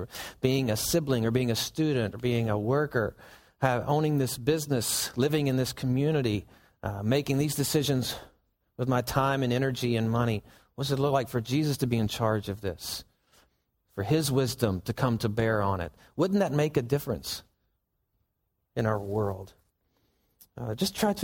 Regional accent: Southern United States, United States; we're Southerners

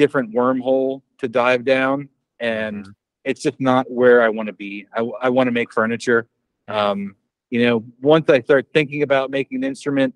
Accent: Lehigh Valley, Pennsylvania, United States; my hometown in the Lehigh Valley, Pennsylvania, like Allentown, Bethlehem

